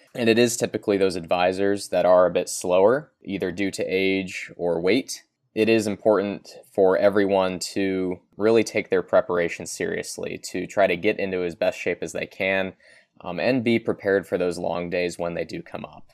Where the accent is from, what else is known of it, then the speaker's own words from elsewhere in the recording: Kentucky, United States; I'm personally from Kentucky.